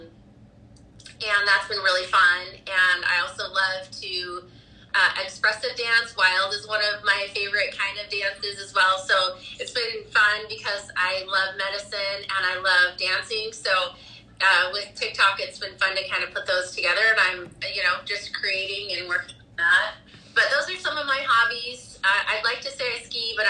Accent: Idaho, United States; also born or lived in Hawaii; now in Salt Lake City, United States; I grew up in Idaho

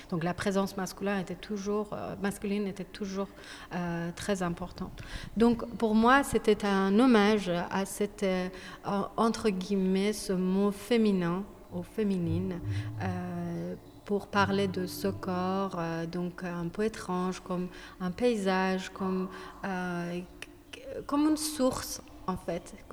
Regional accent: Iran; French is a second language; now in France; ça fait quelques années que je suis sortie d'Iran et euh, donc je me suis détachée. Et je fais plus de la peinture. depuis que je suis venue en France, j'ai orienté mon travail vers d'autres dimensions

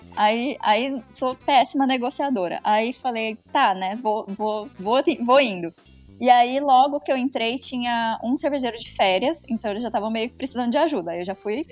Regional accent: Ribeirão Preto, São Paulo, Brazil; moved away as an adult; now in Belgium; natural da Ribeirinha, então eu sou de Ribeirão também

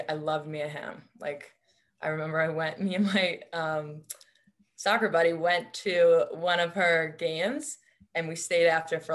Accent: Bayport, New York, United States; moved away as an adult; also born or lived in Los Angeles, California; now in Chapel Hill, United States; I'm from Long Island, New York originally, specifically Bayport Blue Point is my high school

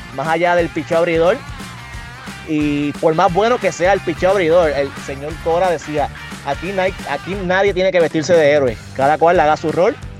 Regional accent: Puerto Rico; más que todo soy puertorriqueño, soy boricua.

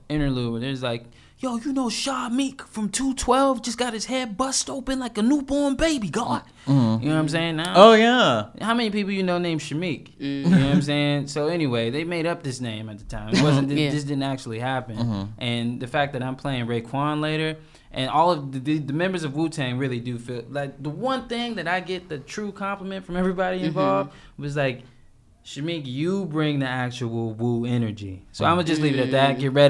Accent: Lithonia, Georgia, United States; I'm from Latonia, Georgia

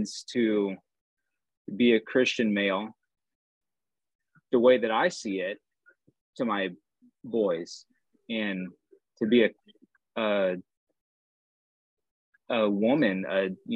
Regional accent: Southeast Missouri, United States; moved away as an adult; I grew up in Southeast Missouri

